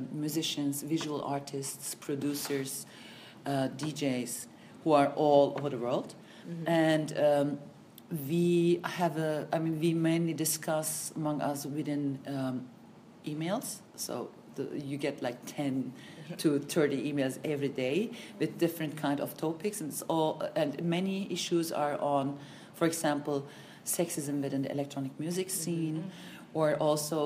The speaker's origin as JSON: {"language": "English", "country": "Germany", "tie": "born or raised there", "also_born_or_lived": "Turkey", "said": "I was born in Germany and grew up partly in Turkey and in Germany, but most of the time I grew up in Germany"}